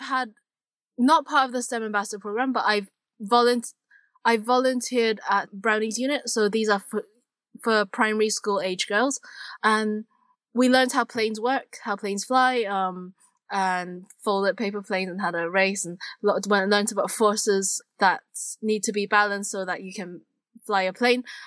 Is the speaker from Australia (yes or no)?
no; Hong Kong; I come from Hong Kong